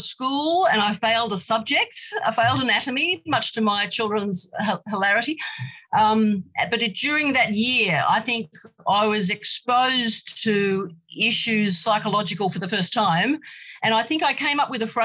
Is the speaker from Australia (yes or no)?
yes; Australia; I am female, I am Australian, you know, with English and Australian heritage